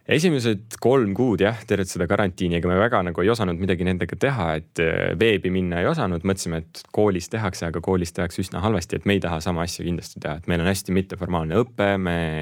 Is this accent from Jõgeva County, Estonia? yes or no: yes; Põltsamaa, Jõgeva County, Estonia; also born or lived in Russia; minu lapsepõlv möödus Põltsamaal